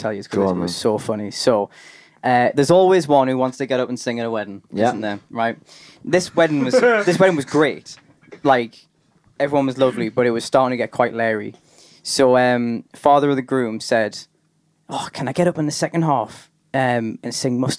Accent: Durham, North East England, United Kingdom; I'm from Durham

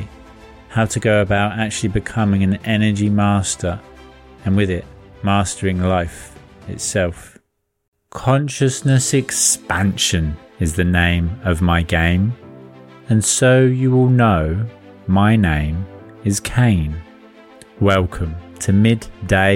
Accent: an hour or so above London, East of England, United Kingdom; The East Coast in the UK, so an hour or so above London.

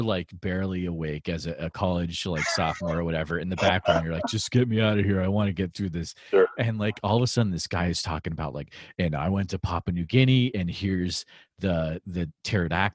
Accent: New England, United States; moved away; also born or lived in Central Iowa; I grew up in New England

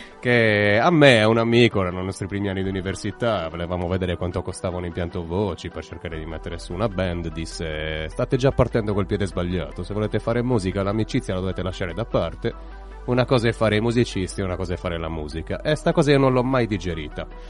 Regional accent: Ruinas, Sardinia, Italy; now in Cagliari, Italy; Ruinas è il mio paese e Cagliari è la mia città

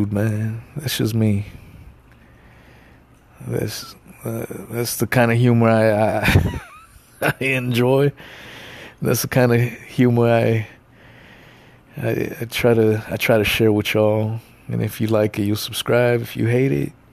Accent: Los Angeles, California, United States; also born or lived in the South (US); now in the South, United States; I was born

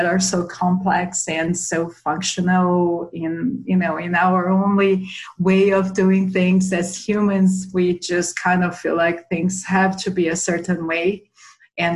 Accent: São Paulo, Brazil; moved away as an adult; now in Boulder, United States; I grew up in São Paulo, Brazil

